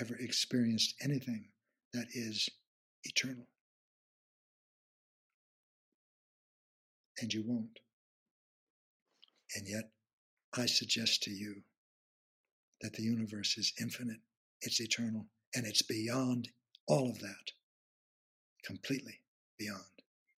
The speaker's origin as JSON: {"language": "English", "region": "Midwest of the United States", "country": "United States", "said": "I come from the Midwest of the United States"}